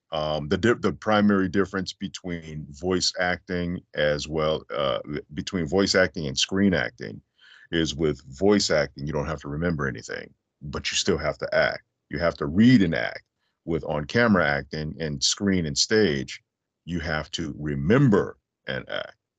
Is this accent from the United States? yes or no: yes; Las Vegas, Nevada, United States; I'm originally from Vegas